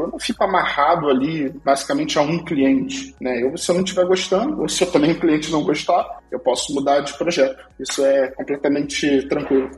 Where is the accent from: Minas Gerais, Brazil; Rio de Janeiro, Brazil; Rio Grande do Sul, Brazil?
Rio de Janeiro, Brazil; Nova Iguaçu; accent: carioca; moved away as an adult; now in Portugal; eu sou do Rio de Janeiro, é, cresci e morei muito tempo em Nova Iguaçu.